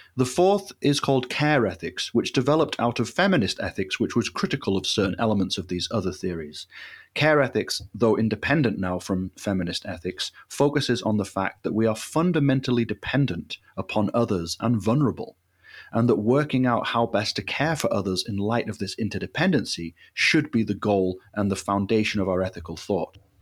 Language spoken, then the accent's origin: English; Leeds, Yorkshire and the Humber, United Kingdom; I was in my hometown of Leeds